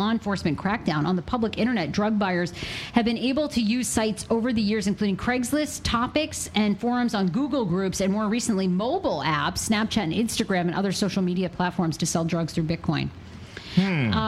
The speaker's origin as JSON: {"language": "English", "region": "Maine", "country": "United States", "tie": "born or raised there", "said": "In my home state of Maine"}